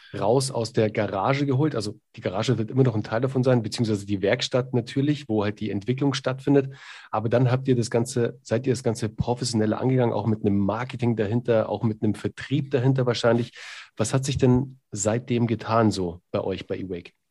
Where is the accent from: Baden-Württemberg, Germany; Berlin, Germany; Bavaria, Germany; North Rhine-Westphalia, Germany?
Bavaria, Germany; Munich; ich bin ja aus München